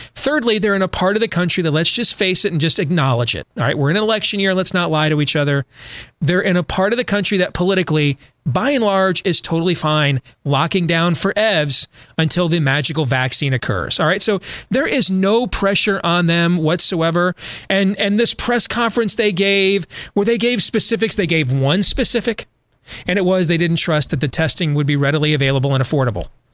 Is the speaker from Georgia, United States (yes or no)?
no; Iowa, United States; my home state of Iowa